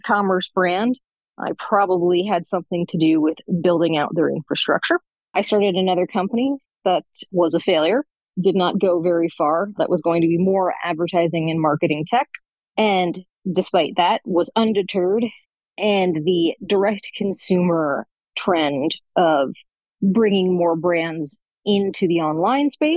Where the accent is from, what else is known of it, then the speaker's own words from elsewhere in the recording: Silicon Valley, California, United States; I was raised in Silicon Valley